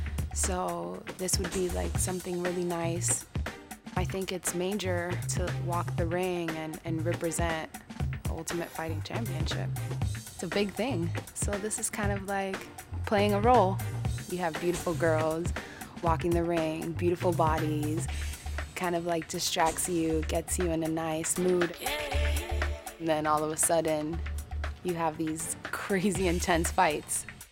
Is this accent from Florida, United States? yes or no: yes; Miami, Florida, United States; I'm 25. Yay. I'm from Miami, Florida